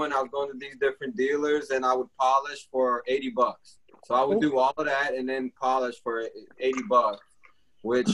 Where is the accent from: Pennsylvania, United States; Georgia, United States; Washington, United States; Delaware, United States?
Georgia, United States; Atlanta; also born or lived in Brazil; I grew up here in Atlanta, came from Brazil when I was 10.